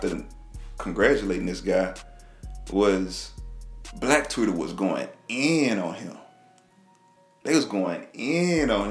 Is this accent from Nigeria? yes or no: no; Texas, United States; I'm from Texas, man. You know, in Texas, we kind of relate with the South first